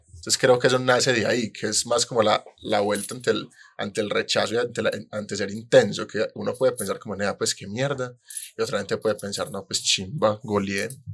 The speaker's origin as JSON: {"language": "Spanish", "country": "Colombia", "said": "yo fallé como colombiano"}